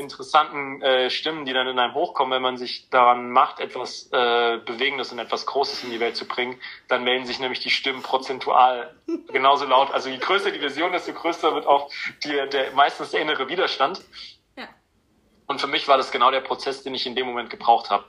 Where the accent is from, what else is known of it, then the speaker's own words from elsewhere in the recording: near Frankfurt, Hesse, Germany; bin in der Nähe Frankfurt groß geworden